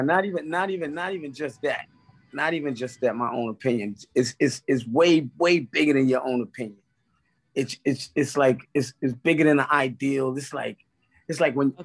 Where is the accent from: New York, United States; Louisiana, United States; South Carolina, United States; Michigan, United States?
New York, United States; New York City; from Brownsville